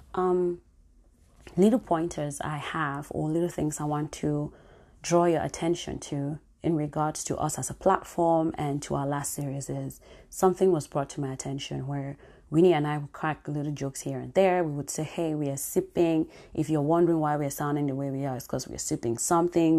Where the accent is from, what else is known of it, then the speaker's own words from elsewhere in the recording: Cameroon; moved away; my home country, Cameroon